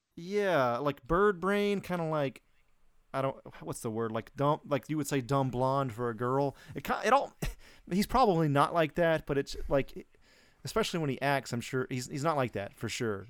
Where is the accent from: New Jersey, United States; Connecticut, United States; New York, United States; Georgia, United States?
Georgia, United States; Atlanta; moved away; I'm from Atlanta originally